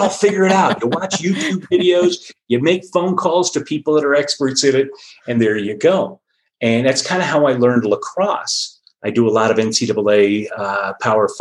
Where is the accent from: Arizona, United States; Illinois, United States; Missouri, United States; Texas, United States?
Arizona, United States; Phoenix; moved away as an adult; now in Colorado, United States; I grew up in the Phoenix, Scottsdale area of Arizona